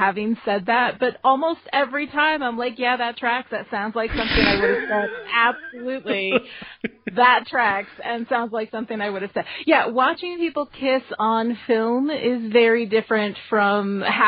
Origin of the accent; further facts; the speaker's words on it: Dutchess County, New York, United States; I was born in Dutchess County, New York State.